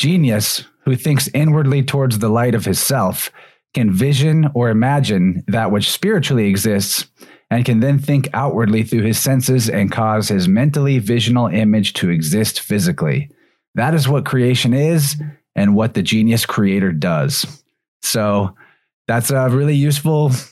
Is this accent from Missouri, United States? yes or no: yes; Missouri, United States; my home state of Missouri